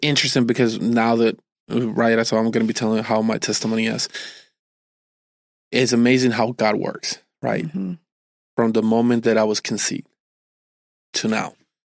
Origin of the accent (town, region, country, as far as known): New Jersey, United States; born or raised there